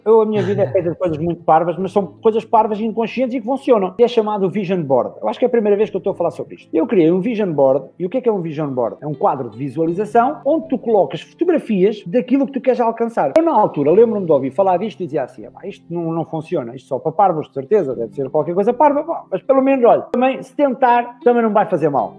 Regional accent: the North, Norte, Portugal; eu sou do Norte

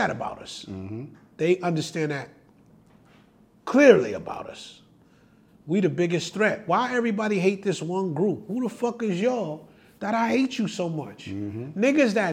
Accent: New York City, New York, United States; also born or lived in Queens; I'm from the Bronx. I moved to Soundview at 7 years old in 1978

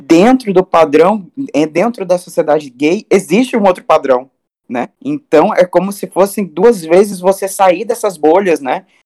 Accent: Cuiabá, Mato Grosso, Brazil; Aqui em Mato Grosso, eu estou em Cuiabá agora, que é minha cidade natal, onde eu nasci

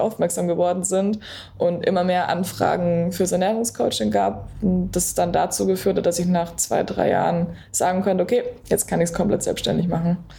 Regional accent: Berlin, Germany; ich komme aus Berlin

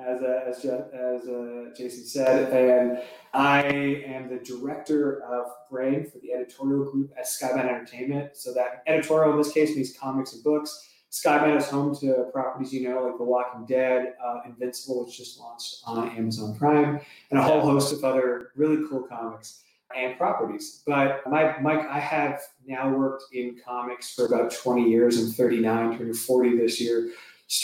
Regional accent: Toronto, Ontario, Canada; moved away as an adult; now in Los Angeles, United States; I'm from Toronto originally. I was born in the suburbs of Toronto. And so I grew up there

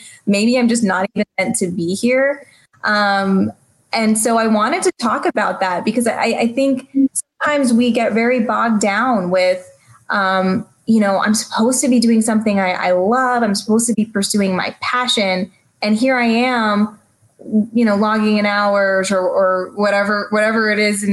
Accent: San Antonio, Texas, United States; I grew up in San Antonio, Texas, which is a majority minority community.

